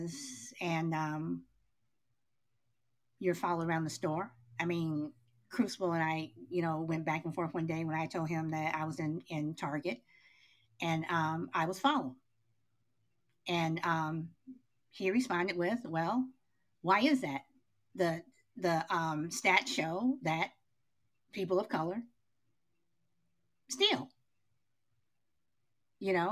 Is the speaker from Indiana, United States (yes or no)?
no; Chicago, Illinois, United States; I grew up in Chicago